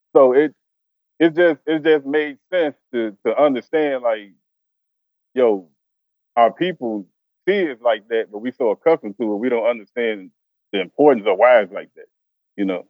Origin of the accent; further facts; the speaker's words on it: Chicago, Illinois, United States; moved away as an adult; now in Arkansas, United States; I'm originally from Chicago